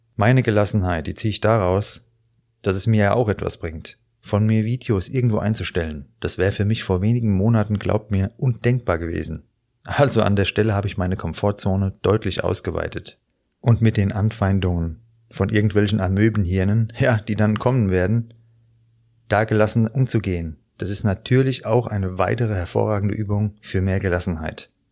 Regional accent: Frankfurt, Hesse, Germany; hier bei uns in Frankfurt

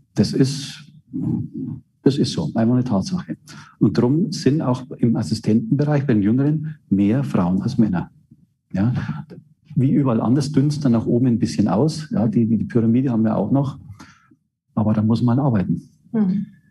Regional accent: Straubing, Bavaria, Germany; also born or lived in Regensburg / Würzburg; meine Heimatstadt in Straubing

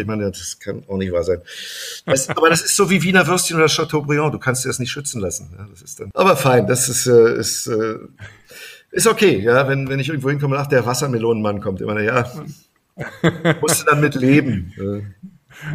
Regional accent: Germany; als Deutscher da zu arbeiten

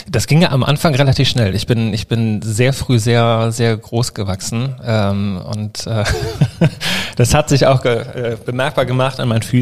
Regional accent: Kiel, Schleswig-Holstein, Germany; born there; now in Cologne, Germany; wohnhaft in Köln, ich bin 36 Jahre alt, ähm, seit sechs Jahren selbstständiger Fashion- Beauty-Fotograf und geboren in Kiel, halber Schwede, väterlicherseits, Mutter Deutsche

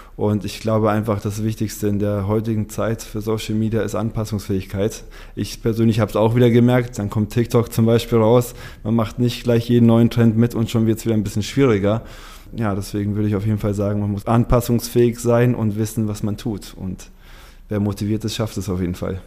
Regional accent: Munich, Bavaria, Germany; moved away as an adult; also born or lived in Uruguay; now in Hamburg, Germany; ich komme ursprünglich aus München

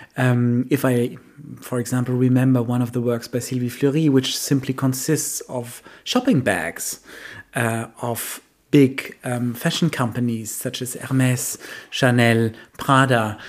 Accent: Germany; for us, the Germans

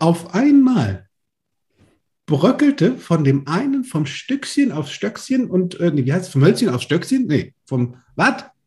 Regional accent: Limburg an der Lahn, Hesse, Germany; Im Schulpraktikum war ich Dekorateur bei Karstadt, bei uns in Limburg.

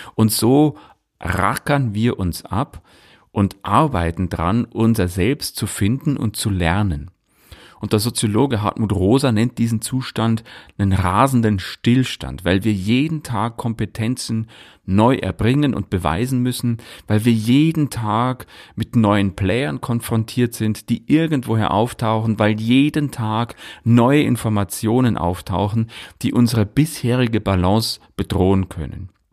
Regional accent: Leuchtenberg, Bavaria, Germany; in meinem Heimatdorf in Leuchtenberg

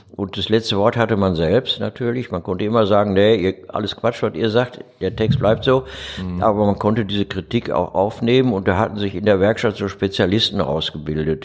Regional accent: Dortmund, North Rhine-Westphalia, Germany; also born or lived in Duisburg; now in Essen, Germany; ich komme aber aus Dortmund

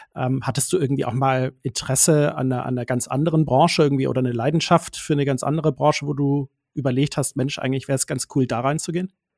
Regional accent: Swabian Jura, Swabia, Baden-Württemberg, Germany; accent: Swabian; moved away; denn es geht wieder in meine alte Heimat. Da muss ich so ein bisschen aufpassen, dass ich gleich nicht ins Schwäbeln komme, weil wir sind wieder auf der Schwäbischen Alb

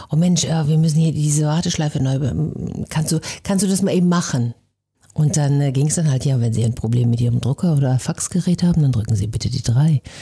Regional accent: North Rhine-Westphalia, Germany; accent: Westphalian; Also ich komme im Ursprung aus Ostwestfalen. Ich bilde mir ein, man hört das nicht mehr so doll, aber jeder, der sich ein bisschen auskennt, der hört es dann

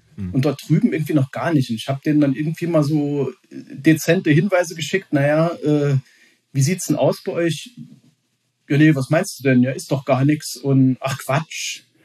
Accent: Saarland, Germany; als gebürtiger Saarländer

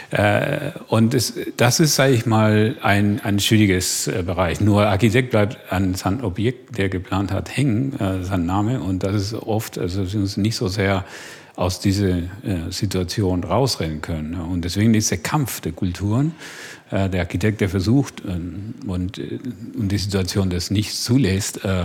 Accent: Argentina; Also ich mache immer, ein, also ich komme aus Argentinien. Ja, zum Beispiel, als ich in Deutschland war, war für mich schockierend zu sehen

